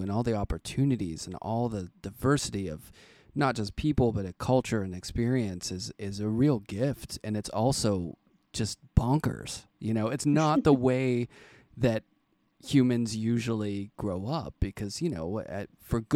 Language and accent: English; Pittsburgh, Pennsylvania, United States; now in New York City, United States; I'm from Pittsburgh